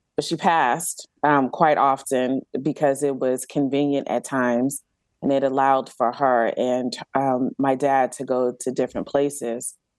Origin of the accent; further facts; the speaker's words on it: Galveston, Texas, United States; now in Georgia, United States; I grew up on Galveston Island, which is an actual island um, um, off the coast of Texas